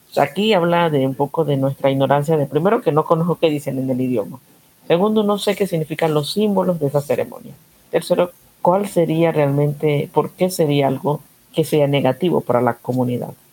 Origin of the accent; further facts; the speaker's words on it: Panama; somos panameños colombianos